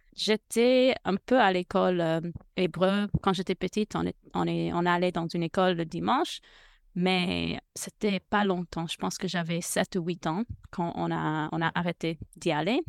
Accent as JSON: {"language": "French", "country": "United States", "second_language": "French", "said": "je suis américaine."}